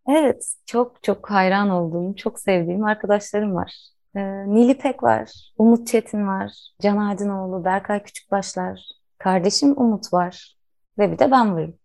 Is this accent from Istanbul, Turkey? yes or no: yes; Istanbul, Turkey; moved away as an adult; now in Biga, Turkey; İstanbul'da doğdum.